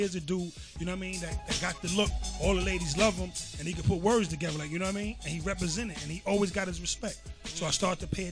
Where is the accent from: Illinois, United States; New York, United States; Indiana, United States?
New York, United States; New York City; when I say Queens, I basically mean that's my hometown, but New York is what I'm representing